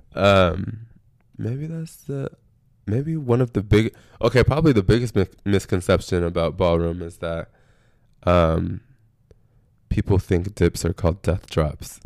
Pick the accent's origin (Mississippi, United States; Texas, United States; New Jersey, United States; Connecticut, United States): Texas, United States; San Antonio; now in Austin, United States; I'm from San Antonio